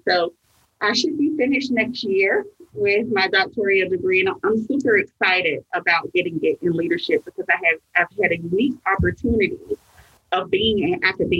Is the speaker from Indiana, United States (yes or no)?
no; Atlanta, Georgia, United States; I was raised in East Atlanta